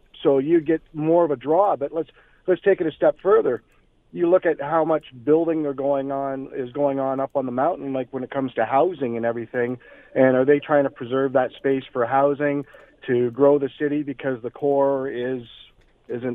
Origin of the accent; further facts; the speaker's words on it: Flamborough, Ontario, Canada; I'm from Flamborough